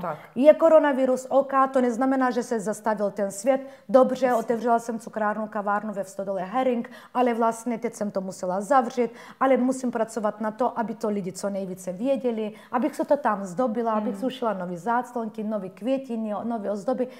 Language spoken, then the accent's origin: Czech; Bulgaria; Czech is a second language; now in Czech Republic; No, já jsem Turkyně z Bulharska.